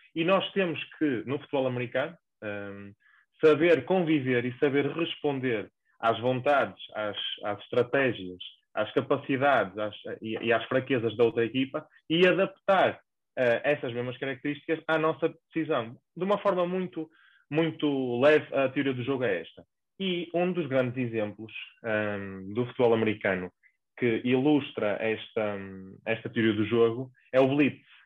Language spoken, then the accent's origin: Portuguese; the North, Norte, Portugal; accent: northern; moved away as an adult; now in Lisbon, Portugal; encontro-me a trabalhar em Lisboa, uh, mas para os que se calhar já deram por ela, eu sou do Norte, causa do meu sotaque